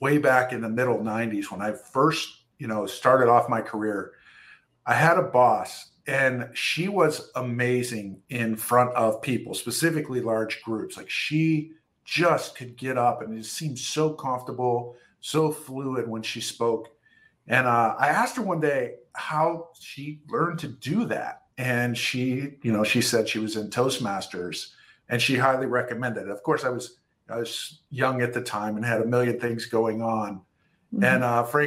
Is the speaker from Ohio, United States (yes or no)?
yes; Ohio, United States; I've been born and raised in Ohio